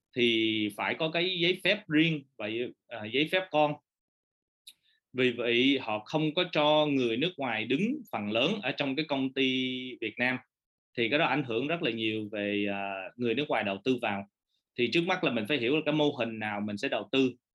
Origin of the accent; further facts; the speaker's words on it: Orange County, California, United States; moved away as an adult; now in Vietnam; cái thời gian ở quận cam tới 18 tuổi